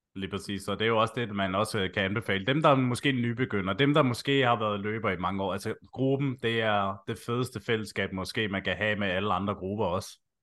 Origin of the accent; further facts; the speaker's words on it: Slagelse, Zealand, Denmark; Jeg er jo selv fra Slagelse